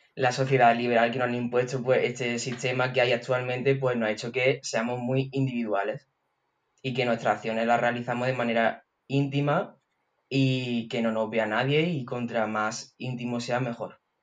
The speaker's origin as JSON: {"language": "Spanish", "town": "Andújar", "region": "Andalusia", "country": "Spain", "said": "soy de Andújar de Jaén"}